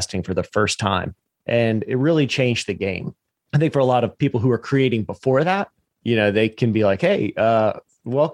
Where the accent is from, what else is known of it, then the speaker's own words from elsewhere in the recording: the South, United States; now in Jacksonville, United States; I'm from the South